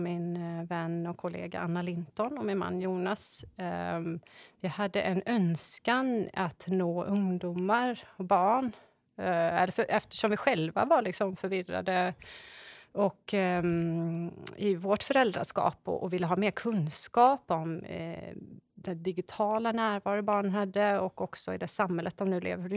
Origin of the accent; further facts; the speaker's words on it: Borås, Västra Götaland, Sweden; moved away as an adult; now in Varberg, Sweden; Jag är född och uppvuxen i Borås och eh, flyttade till Varberg när jag var 21 år